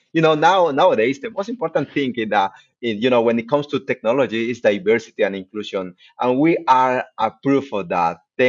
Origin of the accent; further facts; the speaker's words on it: Bolivia; moved away as an adult; also born or lived in Aberdeen, United Kingdom; now in Toronto, Canada; I'm from South America. I'm from Bolivia.